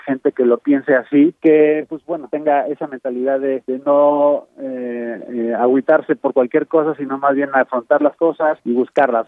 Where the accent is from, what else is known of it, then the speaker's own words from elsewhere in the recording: Mexico; vivimos nosotros como jóvenes mexicanos